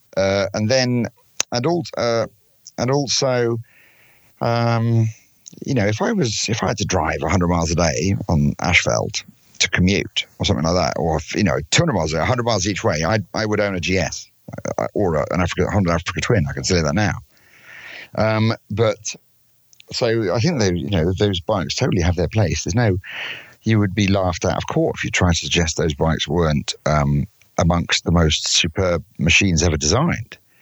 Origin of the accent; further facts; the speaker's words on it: London, United Kingdom; I'm from London in England